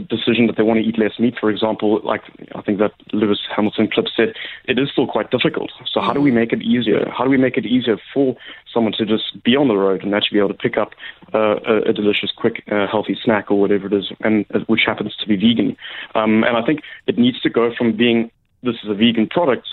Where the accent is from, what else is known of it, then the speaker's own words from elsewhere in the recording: South Africa; We're from South Africa